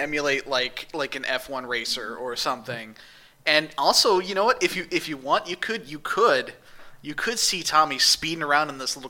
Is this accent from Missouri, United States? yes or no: yes; St. Louis, Missouri, United States; moved away; growing up in St. Louis